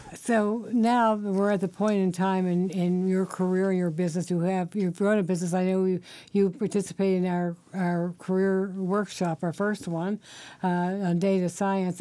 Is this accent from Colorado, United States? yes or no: no; Virginia, United States; moved away as an adult; now in Washington, D.C., United States; I'm from Virginia